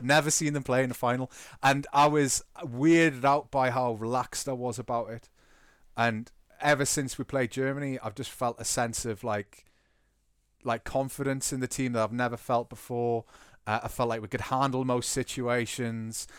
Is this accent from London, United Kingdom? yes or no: no; Newcastle upon Tyne, North East England, United Kingdom; I've invested a lot of my identity in being from Newcastle